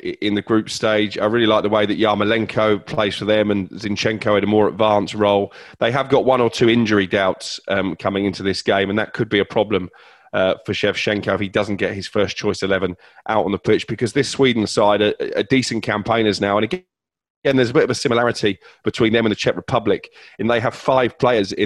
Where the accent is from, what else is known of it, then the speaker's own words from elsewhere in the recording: England, United Kingdom; I'm English.